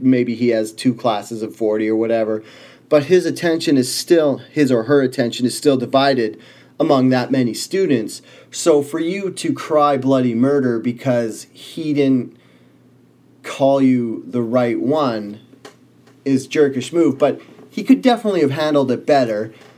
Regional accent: Canada; I was born in Canada

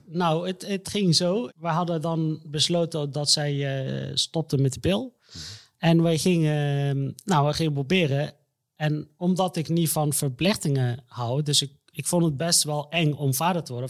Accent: Egypt; moved away; ik kom uit Egypte. Daar mhm. ben ik ook geboren.

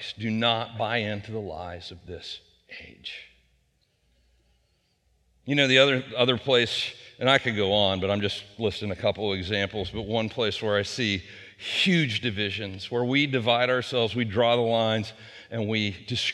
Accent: Wheeling, West Virginia, United States; I grew up in Elm Grove out on Big Wheeling Creek out over the Marshall County line.

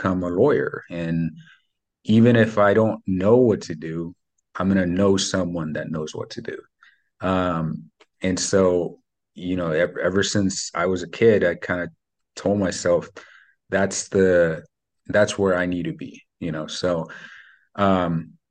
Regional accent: Mexico; English is a second language; now in United States; I was born in Mexico. I grew up super poor over there.

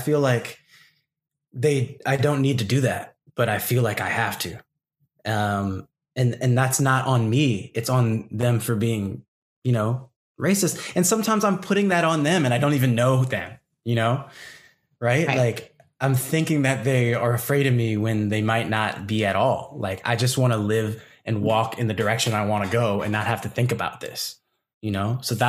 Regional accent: Malaysia; That's what code switching was for me as a Malaysian in my own community

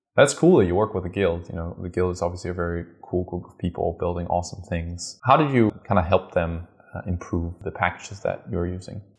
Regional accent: Denmark; I'm originally from Denmark. I was born in Denmark, and so Lego is obviously dear to my, my heart. I grew up with all the Lego you can imagine

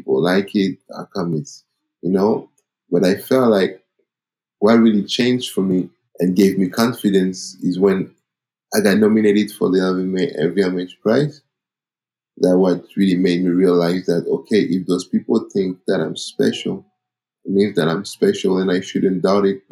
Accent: Paris, Île-de-France, France; I'm an African guy from Cameroon that was born and raised in Paris

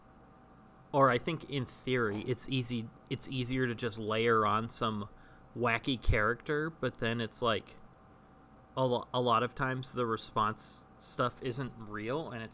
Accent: Northern California, United States; now in Burbank, United States; I now live in Southern California, and I'm from Northern California originally

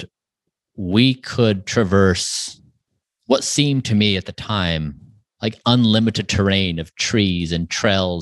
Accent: Utah, United States; I grew up in a small town in Utah.

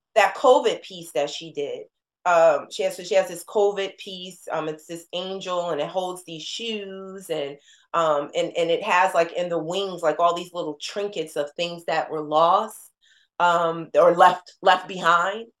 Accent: New Jersey, United States; moved away; we're from Jersey

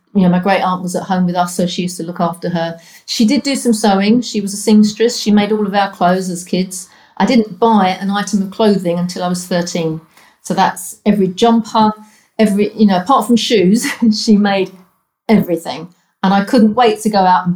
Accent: London, United Kingdom; also born or lived in Cornwall; I originated from the East End of London. My dad was a docker and my mum was a carer.

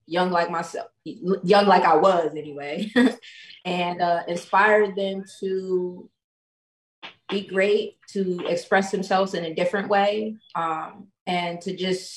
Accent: New Haven, Connecticut, United States; I was pretty much born and raised in New Haven, Connecticut

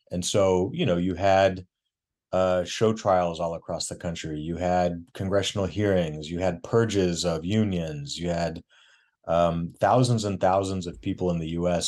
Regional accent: Missouri, United States; now in Durham, United States; born and raised in Missouri

